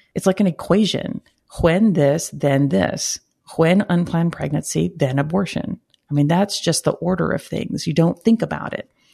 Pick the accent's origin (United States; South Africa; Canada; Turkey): United States; Brownsville, Texas; I'm originally from Brownsville, Texas, uh, the southern tip of Texas